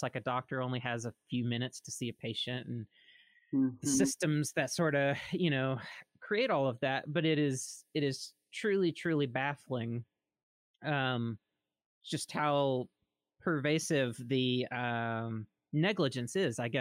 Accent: Mississippi, United States; moved away; I'm originally from Mississippi. So to see my home state

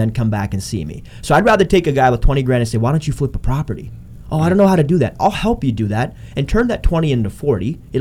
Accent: Canada; I'm Canadian.

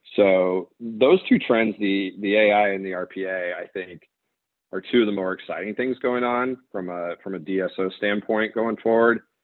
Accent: Kansas, United States; moved away; also born or lived in Chicago, Illinois; I grew up in Kansas

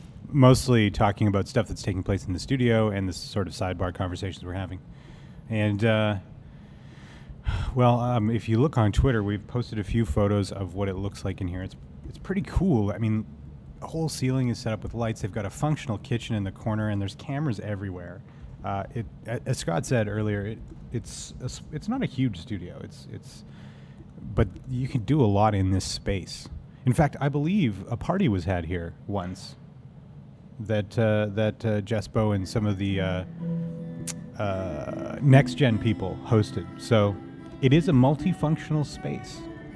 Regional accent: Regina, Saskatchewan, Canada; born there; I was born in Regina.

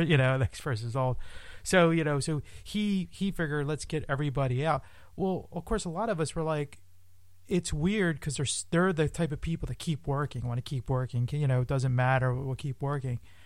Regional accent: Philadelphia, Pennsylvania, United States; I'm from Philadelphia, Pennsylvania

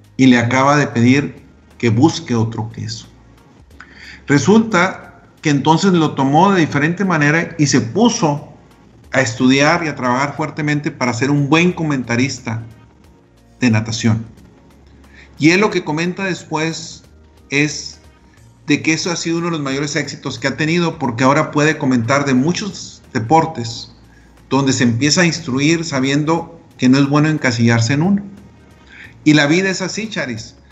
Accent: Delicias, Chihuahua, Mexico; Yo soy de Elisa, Chihuahua

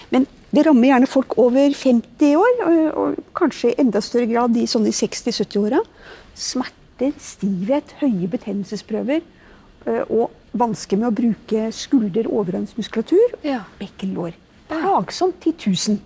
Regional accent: Norway; oss norske som er her

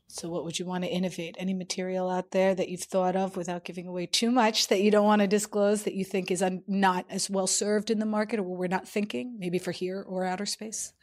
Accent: New York, United States; as a New Yorker

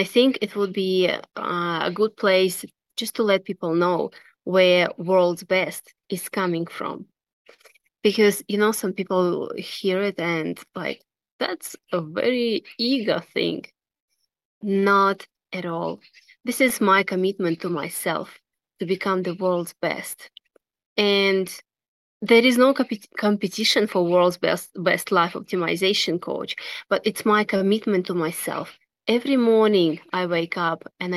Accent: Russia; moved away; And I was born in Russia

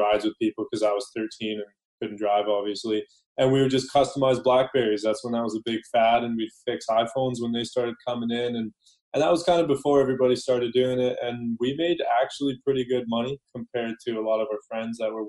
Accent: Langley, British Columbia, Canada; I grew up in Langley, Aldergrove area, which is a smaller town on the outskirts of Vancouver.

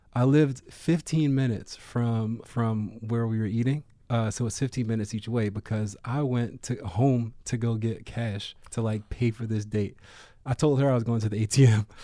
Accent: Baltimore, Maryland, United States; when I was growing up in Baltimore in the nineties and, like, early two thousands

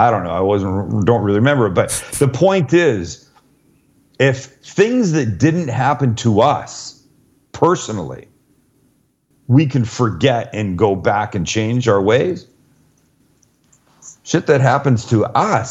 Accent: Canada; moved away; I'm Canadian

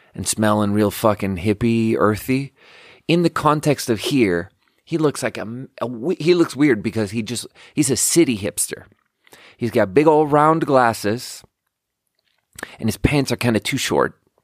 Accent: Canada; now in United States; that was clearly a Canadian burp.

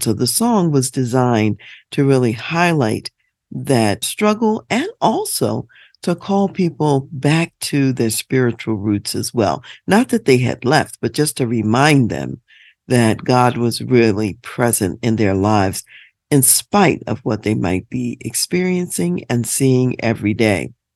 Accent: United States; as African American people

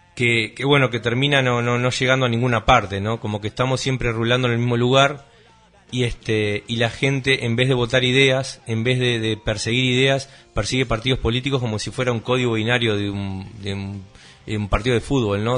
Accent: Uruguay; uno como, uruguayo

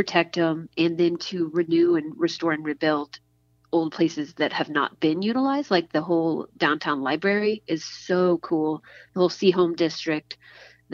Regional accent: Midland, Texas, United States; moved away as an adult; also born or lived in Santa Barbara, California; now in Austin, United States; I grew up in West Texas, right? In a town called Midland, the oil

